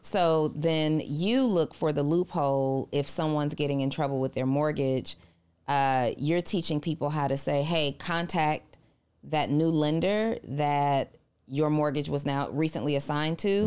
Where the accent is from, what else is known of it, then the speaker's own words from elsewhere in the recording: New Orleans, Louisiana, United States; moved away; I'm originally from New Orleans